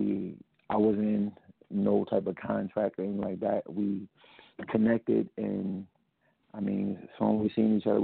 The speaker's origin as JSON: {"language": "English", "country": "United States", "tie": "born or raised there", "said": "I was born in New York/Jersey"}